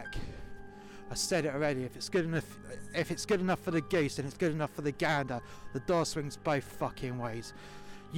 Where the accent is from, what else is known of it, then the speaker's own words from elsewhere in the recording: London, United Kingdom; accent: London; my proper London accent